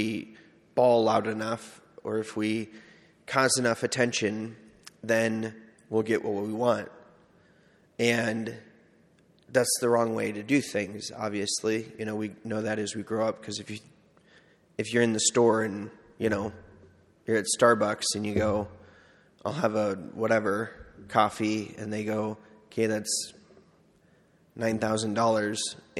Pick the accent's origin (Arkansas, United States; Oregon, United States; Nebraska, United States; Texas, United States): Nebraska, United States; McCook; born or raised there; moved away as an adult; also born or lived in Seward